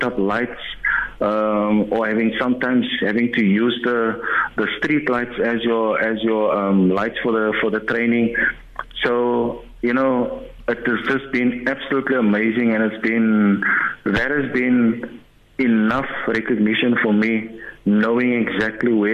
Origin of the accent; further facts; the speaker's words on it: Cape Town, Western Cape, South Africa; also born or lived in Heidelberg; growing up, being born in Heidelberg, growing up on the Cape Flats